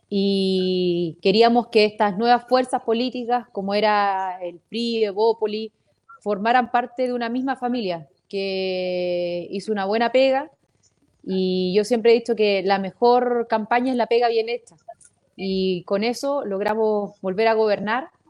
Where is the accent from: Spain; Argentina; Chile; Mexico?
Chile; Antofagasta; yo soy antofagastina